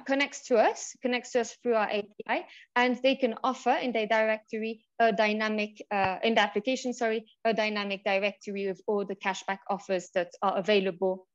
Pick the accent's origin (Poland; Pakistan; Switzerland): Switzerland; moved away as an adult; also born or lived in United Kingdom / France; now in Mexico; I'm originally from the UK, but I was born and raised in Switzerland.